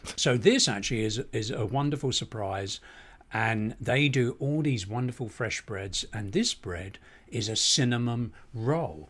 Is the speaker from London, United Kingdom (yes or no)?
yes; Barnet, London, United Kingdom; moved away as an adult; now in Los Angeles, United States; coming here as an Englishman from the small town of Barnet